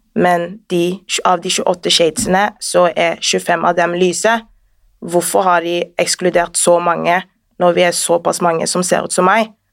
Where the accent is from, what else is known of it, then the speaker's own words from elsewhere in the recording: Sandnes, Rogaland, Norway; also born or lived in Northern Norway; now in Oslo, Norway; født i Nord-Norge. Oppvokst i Sandnes, bor nå her i Oslo